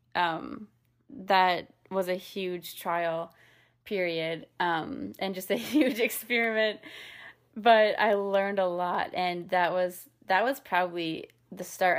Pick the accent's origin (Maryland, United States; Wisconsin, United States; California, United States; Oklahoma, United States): Wisconsin, United States; also born or lived in New York; now in Nashville, United States; I grew up in Wisconsin